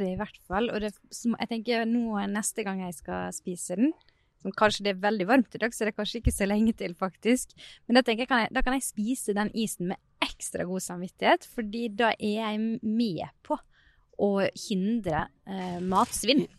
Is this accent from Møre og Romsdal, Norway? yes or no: yes; Sunnmøre, near Geiranger, Møre og Romsdal, Norway; moved away; also born or lived in Trøndelag; for meg som sunnmøring har vokst opp ganske nært eh, Geiranger.